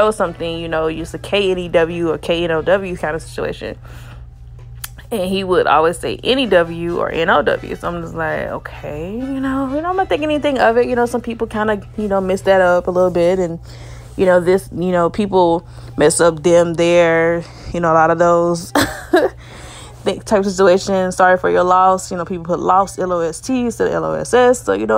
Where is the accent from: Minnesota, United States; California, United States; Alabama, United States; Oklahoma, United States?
Alabama, United States; I'm from Alabama